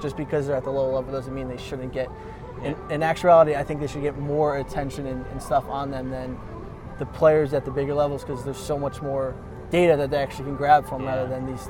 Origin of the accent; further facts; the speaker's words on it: Stamford, Connecticut, United States; Stamford, Connecticut.